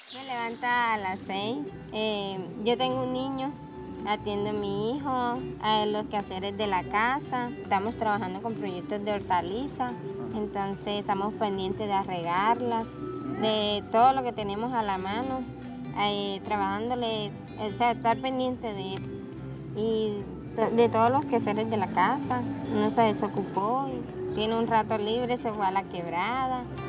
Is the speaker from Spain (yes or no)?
no; Dos Bocas corregimiento, Magdalena Medio, Colombia; vengo del corregimiento de Dos Bocas, tengo 24 años